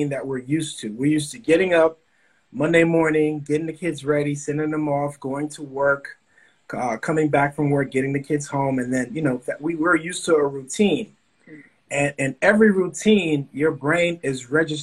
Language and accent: English; Bahamas; moved away; also born or lived in Miami, Florida / Opa-locka, Florida; I was born in the Bahamas.